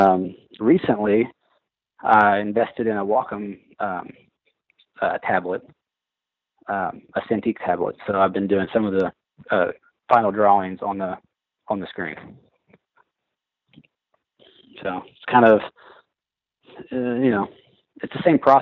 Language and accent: English; Southern Indiana, United States; now in Louisville, United States; I was born in Indiana, okay. Southern Indiana, just about 40 minutes north of Louisville